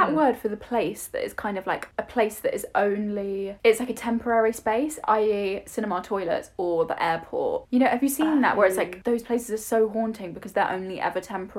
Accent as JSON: {"language": "English", "region": "London", "country": "United Kingdom", "tie": "born or raised there", "said": "I grew up in London"}